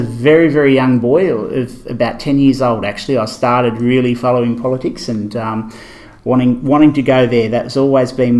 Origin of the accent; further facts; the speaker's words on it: Dubbo, New South Wales, Australia; I grew up in Dubbo. I'm actually fifth generation resident of Dubbo